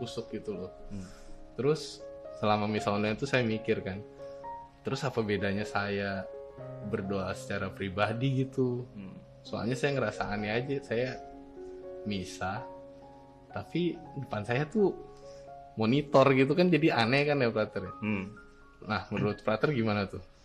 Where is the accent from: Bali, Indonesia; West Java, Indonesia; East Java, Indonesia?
West Java, Indonesia; Bogor; moved away as an adult; now in Yogyakarta, Indonesia; saya kan nih asalnya dari Bogor